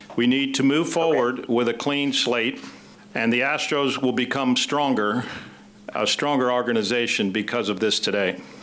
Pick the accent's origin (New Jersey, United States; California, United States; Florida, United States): Florida, United States; my home state is Florida